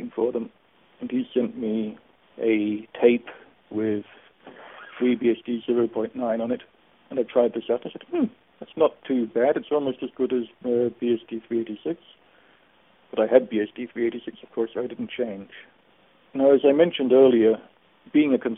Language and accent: English; Australia; moved away as an adult; also born or lived in Germany; I'm originally from Australia, but I moved to Germany in 1972. And didn't come back to Australia until 1997